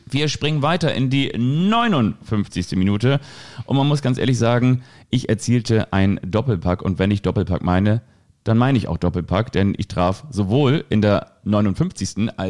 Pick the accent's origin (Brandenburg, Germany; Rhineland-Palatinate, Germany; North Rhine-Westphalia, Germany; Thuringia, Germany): Rhineland-Palatinate, Germany; Bad Kreuznach; born there; Ich bin in Bad Kreuznach geboren.